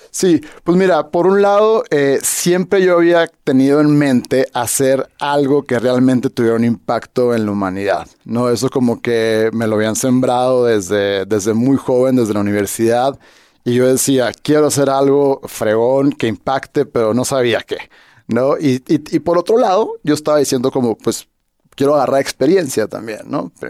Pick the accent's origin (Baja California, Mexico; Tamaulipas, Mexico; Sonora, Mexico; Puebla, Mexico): Sonora, Mexico; Hermosillo; moved away as an adult; also born or lived in Guadalajara / Mexico City; soy de Hermosillo